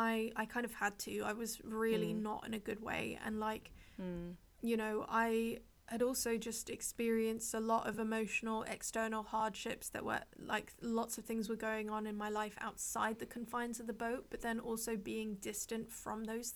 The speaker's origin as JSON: {"language": "English", "country": "Hong Kong", "tie": "born or raised there", "said": "It's funny because growing up in Hong Kong, I know that like there are a lot of luxury brands"}